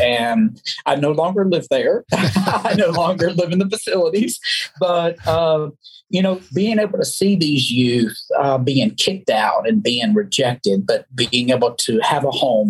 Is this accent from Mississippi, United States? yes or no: no; Alabama, United States; I was raised in the South, as you know, Alabama. You can't hear my accent, I know, but being from the South and raised very religious, there were some things that were just no-no.